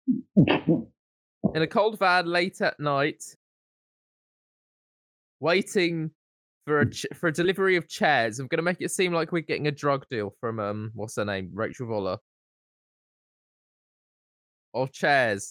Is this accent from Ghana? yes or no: no; Basildon, East of England, United Kingdom; We're from Basildon